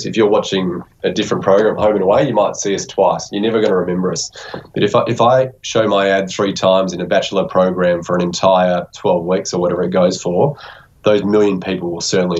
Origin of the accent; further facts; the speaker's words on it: Victoria, Australia; now we're from Victoria